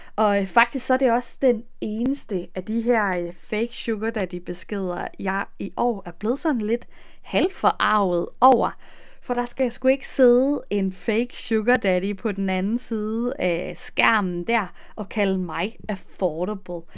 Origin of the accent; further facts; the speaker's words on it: Denmark; moved away as an adult; now in Netherlands; hjemme i Danmark